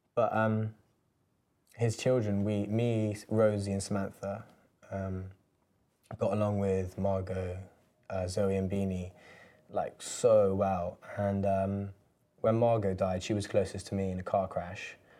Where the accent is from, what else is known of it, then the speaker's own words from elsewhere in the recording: London, United Kingdom; growing up in London